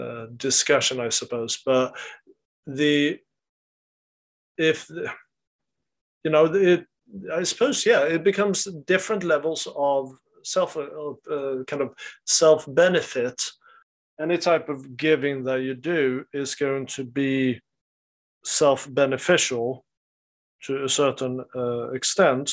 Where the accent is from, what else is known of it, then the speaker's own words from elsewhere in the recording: Sweden; in the culture where I grew up in Sweden